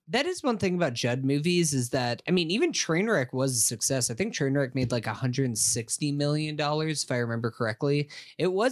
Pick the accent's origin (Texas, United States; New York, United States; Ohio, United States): New York, United States; Staten Island; Oh, I remember I grew up on Staten Island. I had to take the ferry to get to work